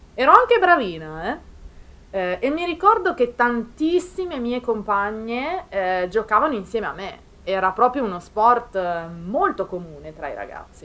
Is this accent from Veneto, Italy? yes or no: no; province of Milan, Lombardy, Italy; anche nel mio paese, in provincia di Milano